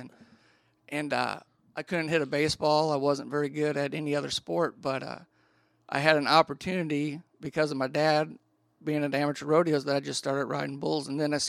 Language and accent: English; Wisconsin, United States; I grew up in Wisconsin